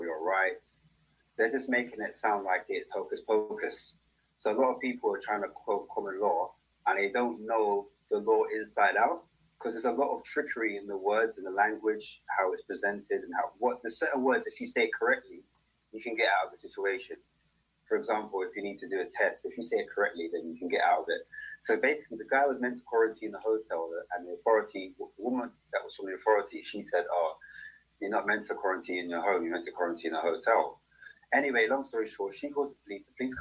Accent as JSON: {"language": "English", "region": "London", "country": "United Kingdom", "said": "I'm from the UK. I'm from London."}